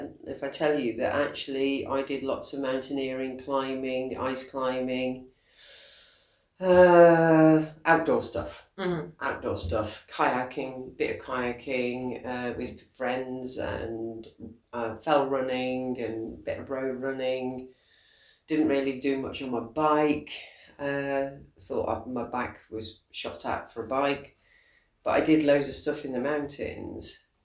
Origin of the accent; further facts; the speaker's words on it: Shropshire, West Midlands, United Kingdom; moved away; I'm from Shropshire originally